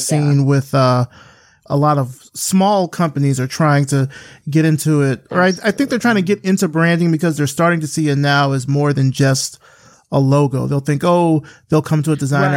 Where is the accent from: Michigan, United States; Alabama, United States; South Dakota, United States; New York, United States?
Alabama, United States; Selma; I grew up in Selma from Alabama, South Central Alabama